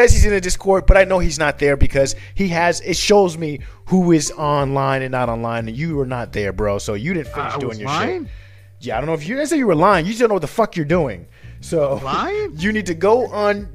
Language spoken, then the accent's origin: English; New Jersey, United States; now in Indiana, United States; we're originally from Jersey, but now we're in Indiana